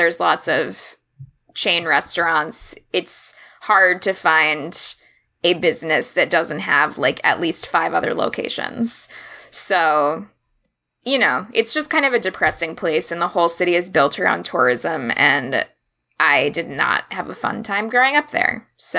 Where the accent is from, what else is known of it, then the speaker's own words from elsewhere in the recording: Orlando, Florida, United States; moved away as an adult; also born or lived in Miami, Florida; I was born in Miami, but I only lived there for 5 years, and then I grew up for the rest of my life pretty much in Orlando.